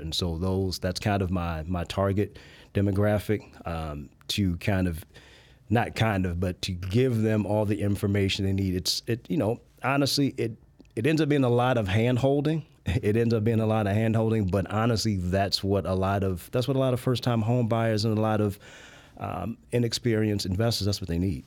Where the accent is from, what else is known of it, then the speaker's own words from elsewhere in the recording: Chicago, Illinois, United States; I was born and raised in the Park Manor or Grand Crossing neighborhood